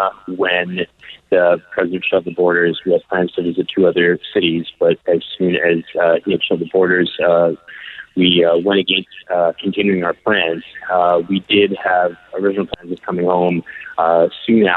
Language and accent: English; Canada; we are Canadian citizens abroad right now